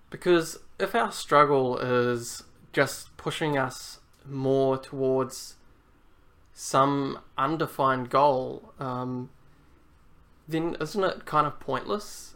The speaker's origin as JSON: {"language": "English", "country": "New Zealand", "tie": "born or raised there", "also_born_or_lived": "Germany", "said": "I guess New Zealand is my home country more so than Europe or Germany, um, even though that's where I was born"}